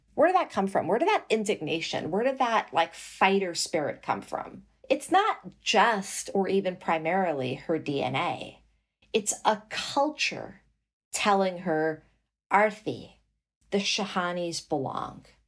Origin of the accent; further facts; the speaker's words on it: New York City, New York, United States; also born or lived in Morocco / New Jersey; I was raised in Flushing, Queens, in New York City